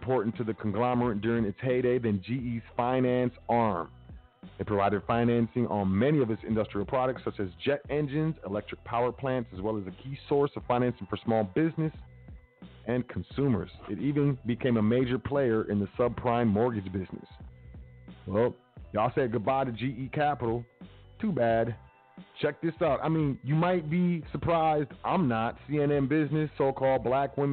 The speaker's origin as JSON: {"language": "English", "country": "United States", "tie": "born or raised there", "said": "I grew up in America"}